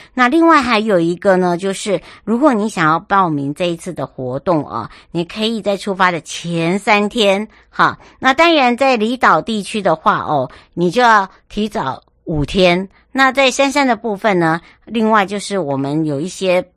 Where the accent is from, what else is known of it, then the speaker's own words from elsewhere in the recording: Taiwan; moved away; 我的故乡花东纵谷